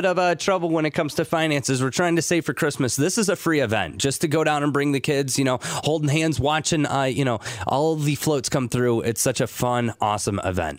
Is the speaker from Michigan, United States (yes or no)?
yes; Northern Michigan, United States; I'm from Northern Michigan